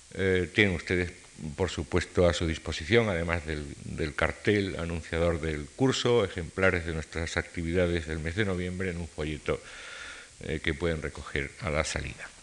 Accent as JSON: {"language": "Spanish", "country": "Spain", "said": "Como españoles"}